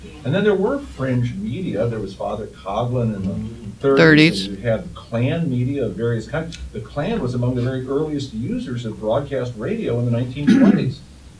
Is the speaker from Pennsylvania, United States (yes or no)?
no; Southern California, United States; I grew up in Southern California in the 1950s with Birchers, and my hometown voted for Goldwater in 1964.